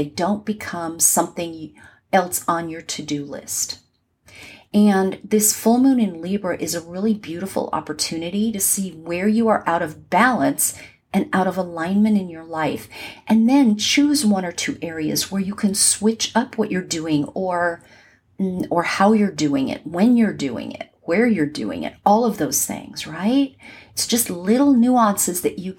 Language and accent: English; Southern California, United States; moved away as an adult; now in Atlanta, United States; where I grew up in Southern California